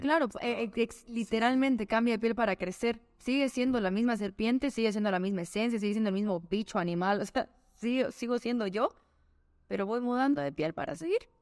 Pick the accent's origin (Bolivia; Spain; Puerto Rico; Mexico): Bolivia; Soy boliviana, hago música en Bolivia